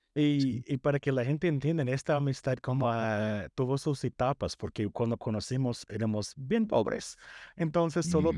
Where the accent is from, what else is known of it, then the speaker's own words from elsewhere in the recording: United States; Spanish is a second language; yo crecí en Estados Unidos